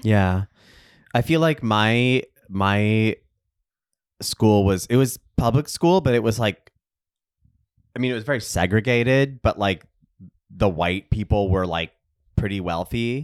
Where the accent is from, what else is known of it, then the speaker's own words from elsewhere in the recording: Texas, United States; I grew up in Texas, too